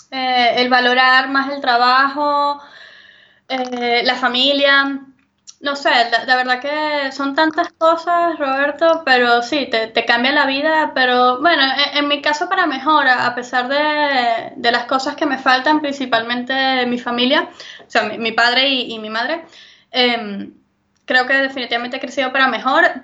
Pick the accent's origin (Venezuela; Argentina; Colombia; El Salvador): Venezuela; moved away; tal vez para mí, que vengo de Venezuela, la comida y la medicina es una necesidad básica porque la llegué a no tener.